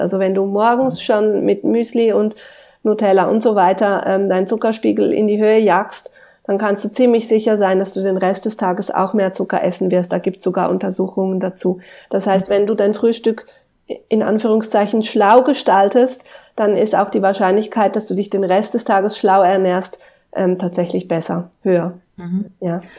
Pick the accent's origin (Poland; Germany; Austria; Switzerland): Switzerland; bei uns in der Schweiz